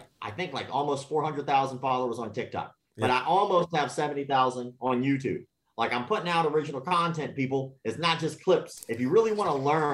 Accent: the South, United States; I grew up in the South

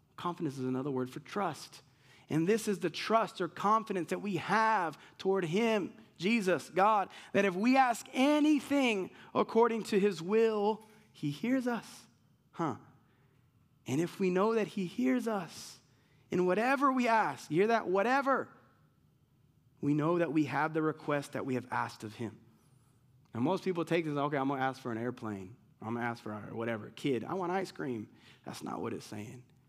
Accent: United States; I'm American.

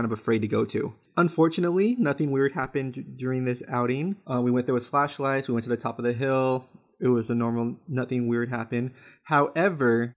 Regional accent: West Covina, California, United States; my hometown of West Covina

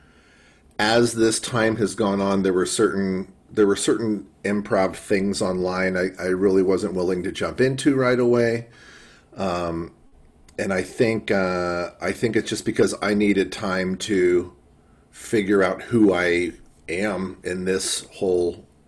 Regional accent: Chicago, Illinois, United States; I'm from Chicago

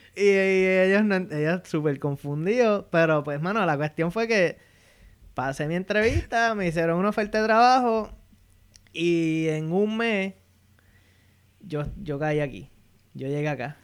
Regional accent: Bayamón, Puerto Rico; moved away as an adult; now in Fairfax, United States; Yo soy original de Bayamón, Puerto Rico y actualmente vivo en Fairfax, Virginia.

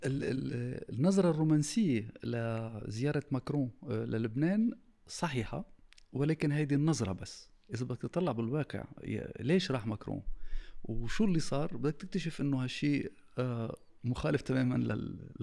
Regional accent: Tripoli, North Governorate, Lebanon; moved away; انا ترشحت بطرابلس لان انا ابن طرابلس

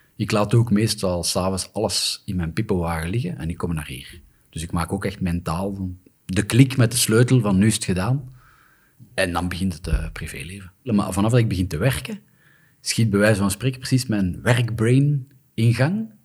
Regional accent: Flanders, Belgium; Wij als Vlamingen

